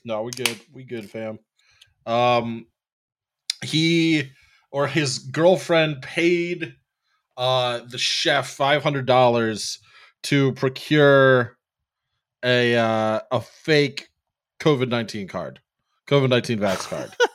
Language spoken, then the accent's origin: English; Philadelphia, Pennsylvania, United States; I'm from Philly